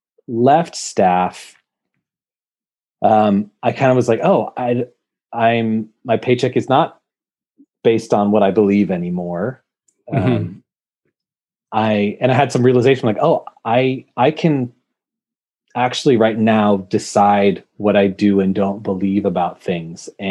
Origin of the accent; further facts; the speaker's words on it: Bay Area, California, United States; I grew up in the Bay Area in California